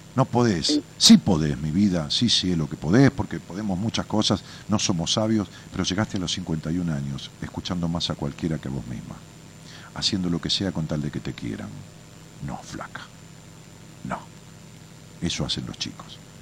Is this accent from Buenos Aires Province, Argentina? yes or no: yes; Ramos Mejía, Buenos Aires Province, Argentina; moved away as an adult; also born or lived in Haedo; now in Buenos Aires, Argentina; Yo nací en Raúl Mejía, ya que vos en Aedo, nací en la clínica Tachela de Aedo, este, y, viví en Raúl Mejía toda mi vida, hasta hace 7, 8 años que me mudé a la capital